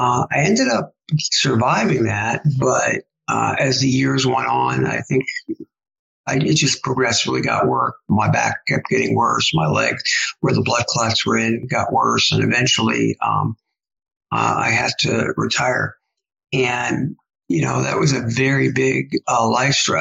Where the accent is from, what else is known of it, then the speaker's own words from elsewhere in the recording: New York City, New York, United States; moved away as an adult; also born or lived in Ann Arbor, Michigan / San Antonio, Texas / Biloxi, Mississippi / Northern Virginia; now in Austin, United States; I grew up in New York City